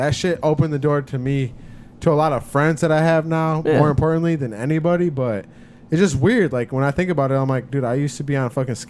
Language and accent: English; Saginaw, Michigan, United States; I'm from Saginaw.